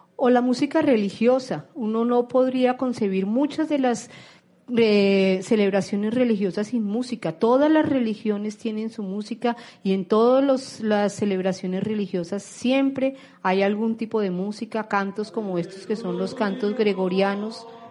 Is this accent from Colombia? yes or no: yes; Colombia; como colombianos